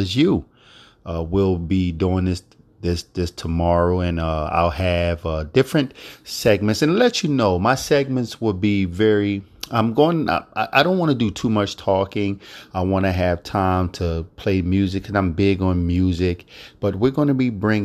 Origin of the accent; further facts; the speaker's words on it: Philadelphia, Pennsylvania, United States; Philadelphia, my hometown where I was born and raised